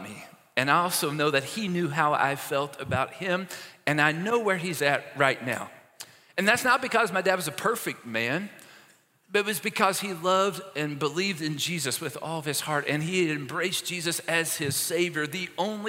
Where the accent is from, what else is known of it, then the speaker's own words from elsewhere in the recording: Maysville, Kentucky, United States; moved away; the hospital in my hometown, Maysville, Kentucky